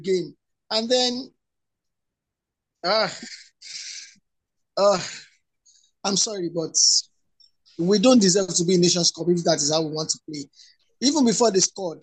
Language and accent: English; Nigeria; I didn't feel like being a Nigerian